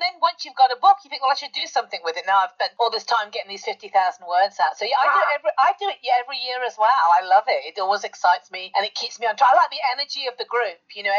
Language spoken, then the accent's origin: English; United Kingdom; You're talking to me, I'm British. I have a thick accent too.